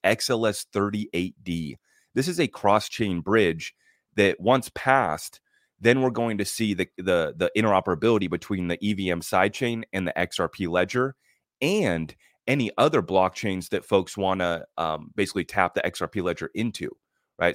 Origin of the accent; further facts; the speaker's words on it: United States; as an American